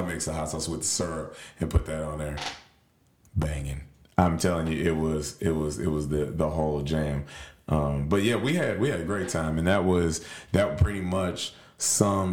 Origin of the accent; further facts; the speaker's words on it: Nashville, Tennessee, United States; I'm from Nashville